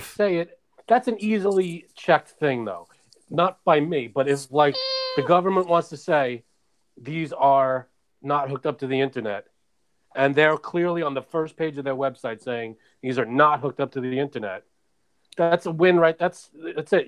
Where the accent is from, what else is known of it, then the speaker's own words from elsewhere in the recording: New York City, New York, United States; also born or lived in Queens; now in Long Island, United States; Born and raised in Brooklyn, then Queens, now Long Island.